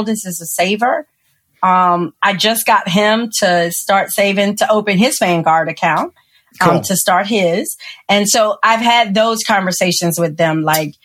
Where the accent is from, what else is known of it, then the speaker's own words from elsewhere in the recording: the South, United States; now in New Orleans, United States; I'm from the South.